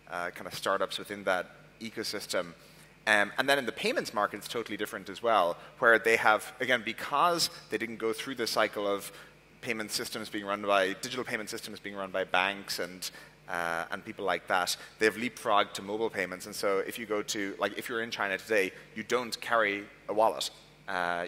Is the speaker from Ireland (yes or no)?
yes; Ireland; moved away; also born or lived in Silicon Valley; I'm obviously originally from Ireland